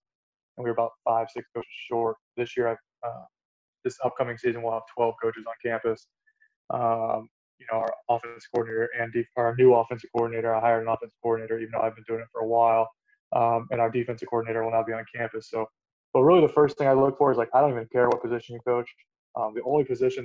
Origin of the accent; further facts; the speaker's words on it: Suncoast, Florida, United States; it was in my hometown